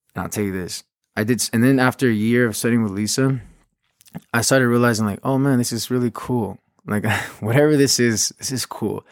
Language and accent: English; Los Angeles, California, United States; also born or lived in Huntington Park, California / Downey, California / Paris; I was born and raised in South Los Angeles